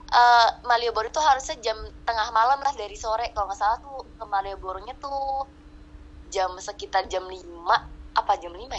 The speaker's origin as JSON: {"language": "Indonesian", "town": "Cirebon", "region": "West Java", "country": "Indonesia", "said": "itu uh, sekolah gue gue orang Cirebon sekolah gue ana, namanya SMA Negeri 6 Cirebon"}